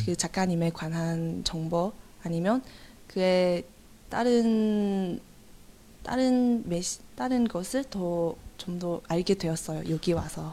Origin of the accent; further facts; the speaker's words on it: China; Korean is a second language; moved away as an adult; now in South Korea; 저는 1월에 잠깐 중국에 돌아갔어요